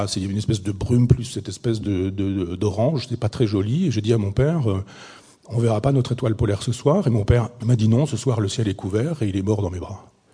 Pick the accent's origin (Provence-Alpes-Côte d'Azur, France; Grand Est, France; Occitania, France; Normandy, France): Normandy, France; Chambois; c'est mon village natal